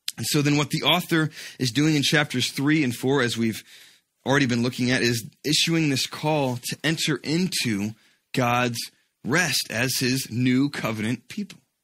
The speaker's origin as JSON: {"language": "English", "region": "Georgia", "country": "United States", "tie": "born or raised there", "said": "When I was a kid, uh, growing up in Georgia"}